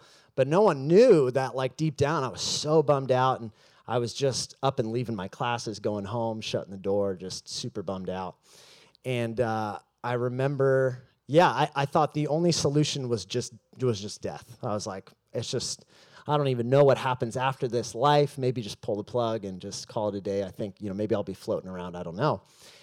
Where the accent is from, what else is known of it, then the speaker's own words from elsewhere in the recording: Mission Viejo, California, United States; I grew up here in Southern California, Mission Viejo specifically